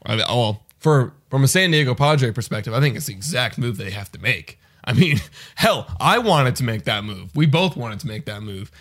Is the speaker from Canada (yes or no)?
yes; Canada; we're from Canada